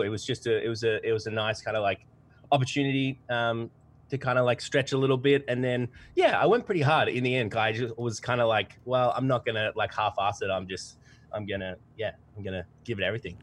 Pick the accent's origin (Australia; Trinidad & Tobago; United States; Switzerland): Australia; accent: twangy